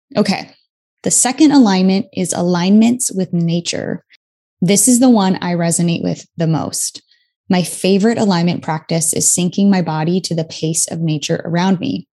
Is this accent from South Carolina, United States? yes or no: no; New York City, New York, United States; being a New Yorker